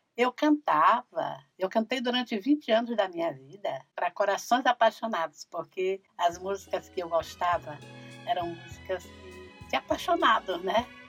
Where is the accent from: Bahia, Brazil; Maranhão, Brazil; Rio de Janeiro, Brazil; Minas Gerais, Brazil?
Maranhão, Brazil; São Luís; Nasci e me criei aqui na cidade